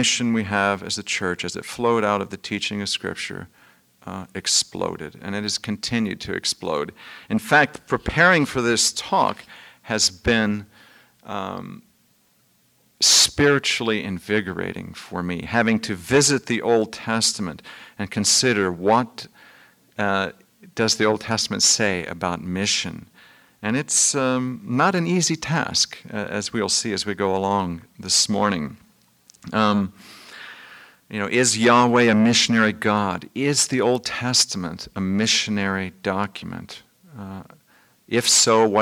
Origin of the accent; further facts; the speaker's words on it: Midwest, United States; moved away; also born or lived in Vermont; I'm from the Midwest